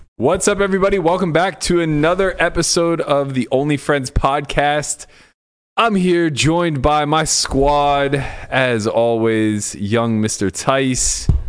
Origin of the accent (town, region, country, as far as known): Pittsburgh, Pennsylvania, United States; moved away as an adult; now in Las Vegas, United States